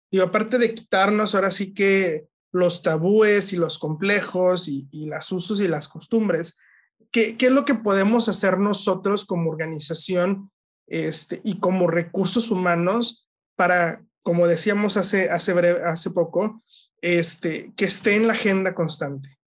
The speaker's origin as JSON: {"language": "Spanish", "country": "Mexico", "said": "somos los mismos mexicanos"}